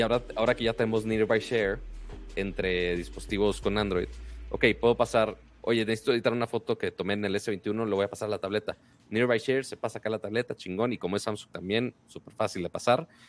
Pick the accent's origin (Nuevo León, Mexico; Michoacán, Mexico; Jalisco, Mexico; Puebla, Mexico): Nuevo León, Mexico; Monterrey; soy de Monterrey, la ciudad más, más fea de Texas